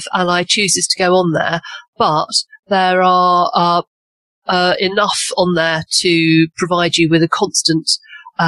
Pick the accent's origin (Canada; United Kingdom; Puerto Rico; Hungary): United Kingdom; England; I'm obviously English and based in a little village in the Cotswolds